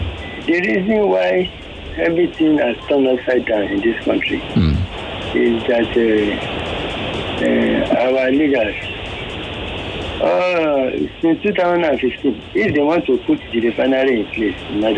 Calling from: Ikorodu, Lagos, Nigeria; I'm calling from Ikorodu.

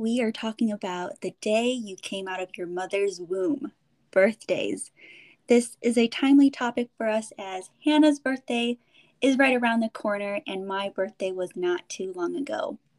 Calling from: California, United States; I'm calling in from the Bay Area, and I got my girl Heidi from Chicago here as well.

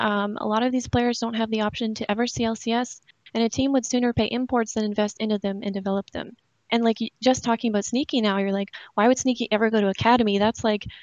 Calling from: Ontario, Canada; I'm calling from Ontario, Canada

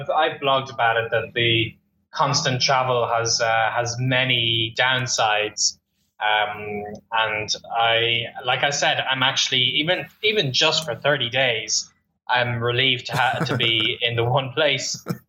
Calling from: Melbourne, Victoria, Australia; Today I'm talking to you from Melbourne, Australia, down under.

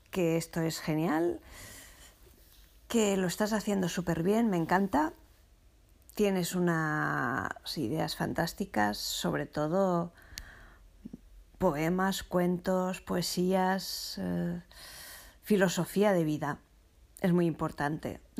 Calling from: Masnou, Catalonia, Spain; Hola Pilar … de Masnow por fin he podido conseguir eh, oírte.

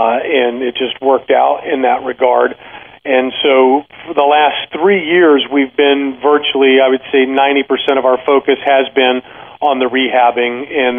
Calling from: Tampa, Florida, United States; I'm right outside of Tampa, so okay. Sunny Florida.

